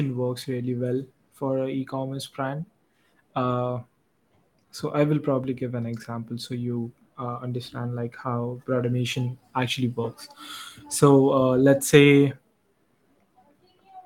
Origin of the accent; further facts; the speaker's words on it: India; As an Indian